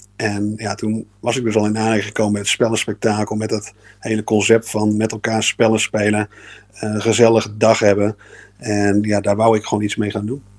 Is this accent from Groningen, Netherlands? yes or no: yes; Groningen, Netherlands; ik kom uit Groningen